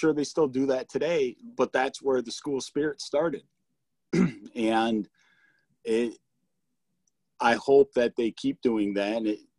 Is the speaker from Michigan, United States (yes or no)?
yes; Kingsford, Michigan, United States; moved away as an adult; also born or lived in Houghton, Michigan; now in Jackson, United States; So I lived in Kingsford my whole life as a kid.